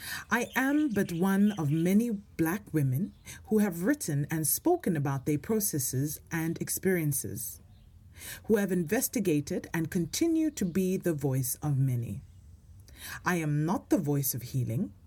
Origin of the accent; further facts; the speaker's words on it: South Africa; now in Norway; As a South African